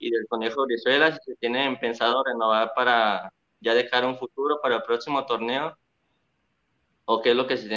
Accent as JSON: {"language": "Spanish", "town": "Lagos de Moreno", "region": "Jalisco", "country": "Mexico", "moved": "yes", "lives_now": "Guadalajara, Mexico", "said": "Soy de Lagos de Moreno y estoy ahorita viviendo en Guadalajara aquí."}